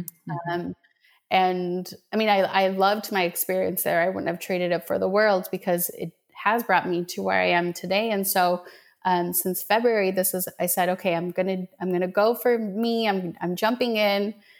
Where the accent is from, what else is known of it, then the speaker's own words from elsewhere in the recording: Minnesota, United States; also born or lived in Medellin, Colombia; So I was born in Medellin, Colombia, um, in South America, and um, when we when I was seven, we moved to Minnesota